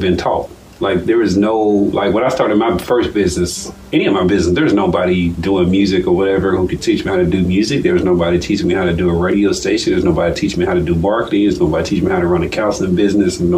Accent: Nashville, Tennessee, United States; also born or lived in Fort Valley, Georgia; now in Macon, United States; I'm from Nashville, Tennessee

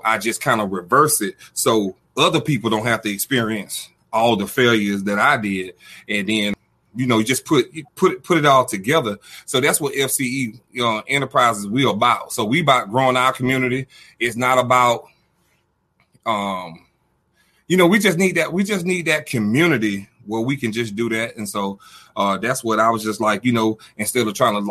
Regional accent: Albany, Georgia, United States; also born or lived in Dallas-Fort Worth, Texas; I'm stationed here from Georgia, you know, Albany, Georgia, southwest of Atlanta, the little A. And then I'm up here at the headquarters in Dallas-Fort Worth

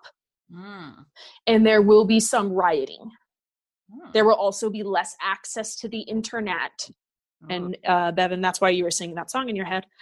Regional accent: United States; I as an American

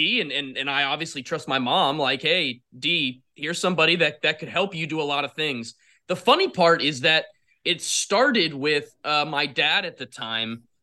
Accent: Florida, United States; I'm from Florida

